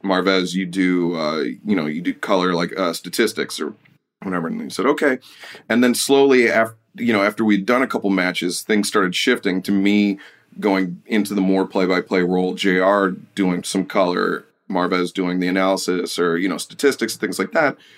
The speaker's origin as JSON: {"language": "English", "town": "Detroit", "region": "Michigan", "country": "United States", "tie": "born or raised there", "said": "growing up in Detroit"}